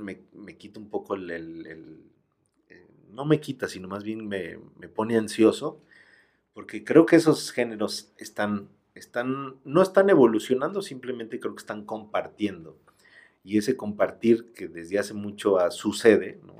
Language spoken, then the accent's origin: Spanish; Mexico; somos eso, somos también la música mexicana